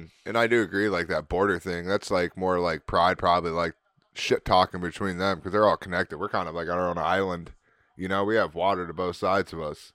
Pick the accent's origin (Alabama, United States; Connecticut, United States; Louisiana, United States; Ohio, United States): Ohio, United States; Canton; What are we from, Canton? Are we Cantonians?